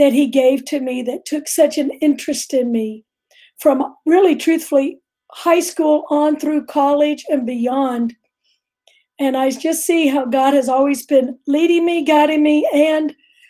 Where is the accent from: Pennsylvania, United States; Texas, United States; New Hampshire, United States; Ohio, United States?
Texas, United States; Houston; I'm a native Houstonian